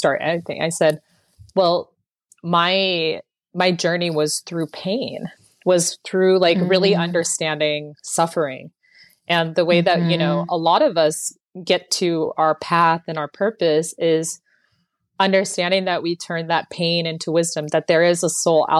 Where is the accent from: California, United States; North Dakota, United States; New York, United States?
California, United States; Bay Area; I was born and raised in the Bay Area, California